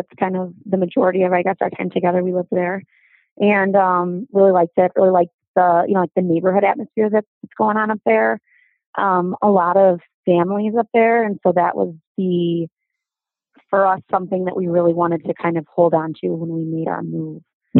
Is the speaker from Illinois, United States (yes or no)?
yes; Kankakee, Illinois, United States; also born or lived in Indiana / Chicago, Illinois; now in Riverside, United States; I grew up in Kankakee, Illinois, which is about midway point between U of I and Chicago.